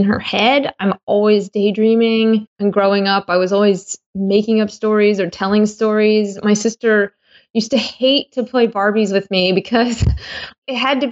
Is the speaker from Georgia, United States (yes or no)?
yes; Georgia, United States; moved away as an adult; now in Michigan, United States; I grew up in Georgia